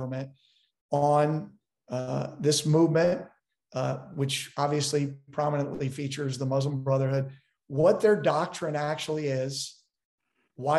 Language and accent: English; Maryland, United States; I grew up on the East Coast in Maryland